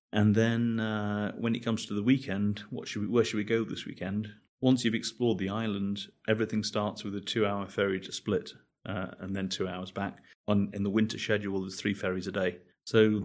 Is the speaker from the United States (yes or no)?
no; Manchester, North West England, United Kingdom; moved away as an adult; also born or lived in Jelsa, Croatia / Varaždin, Croatia / Rwanda; now in Croatia; I was born in Manchester where, where vegetables grow in supermarkets.